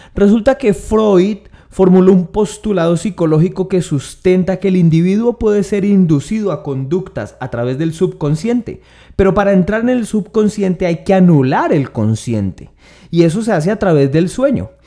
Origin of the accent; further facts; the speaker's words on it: Tolima, Colombia; los hombres tolimenses somos los más románticos del país.